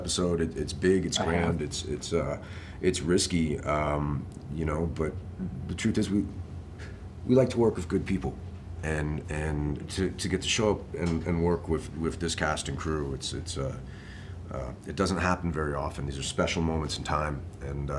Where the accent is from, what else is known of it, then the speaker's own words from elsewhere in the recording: New York City, New York, United States; I'm a kid from New York City